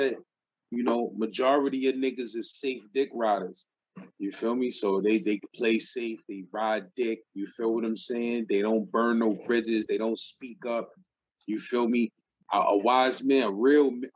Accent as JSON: {"language": "English", "town": "New York City", "region": "New York", "country": "United States", "tie": "born or raised there", "said": "I was growing up in Brownsville"}